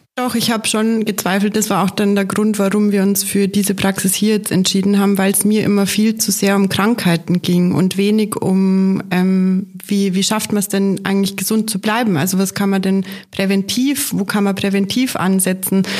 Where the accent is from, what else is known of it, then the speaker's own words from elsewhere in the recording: Munich, Bavaria, Germany; bin gebürtige Münchnerin